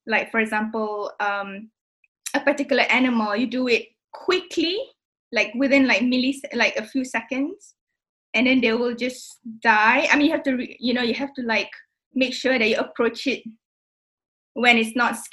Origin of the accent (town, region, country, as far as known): Singapore; now in United Kingdom